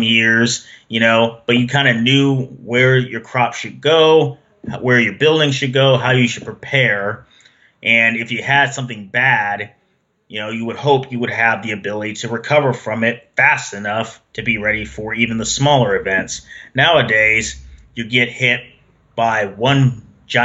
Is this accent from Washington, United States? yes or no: yes; Seattle, Washington, United States; moved away as an adult; I grew up in Seattle most of my life until I moved here in the late 2000s